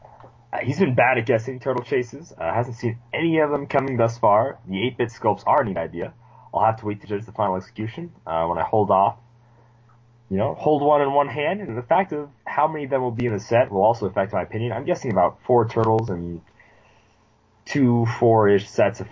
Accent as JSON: {"language": "English", "country": "United States", "said": "I am American"}